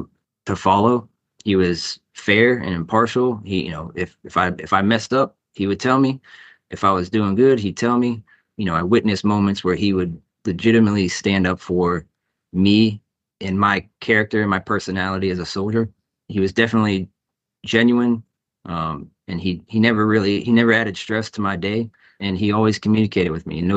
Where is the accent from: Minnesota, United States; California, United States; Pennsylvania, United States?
Pennsylvania, United States; Pittsburgh; moved away as an adult; now in Minneapolis, United States; I am from Pittsburgh, Pennsylvania, where I joined the Army in October of 2001